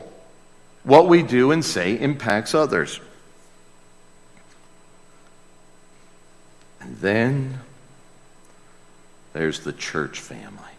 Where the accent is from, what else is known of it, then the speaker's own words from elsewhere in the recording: United States; as an American